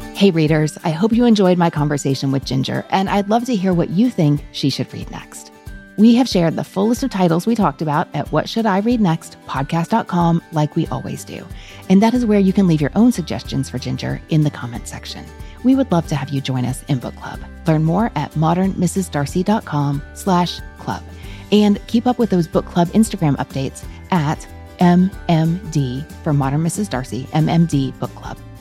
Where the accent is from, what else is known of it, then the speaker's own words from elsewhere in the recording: Kentucky, United States; also born or lived in Louisville; I'm from Kentucky, but I live in Louisville.